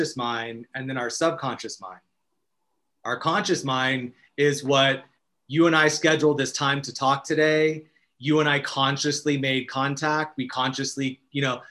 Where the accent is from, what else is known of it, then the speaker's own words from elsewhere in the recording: Arizona, United States; now in Los Angeles, United States; as a young child in Arizona.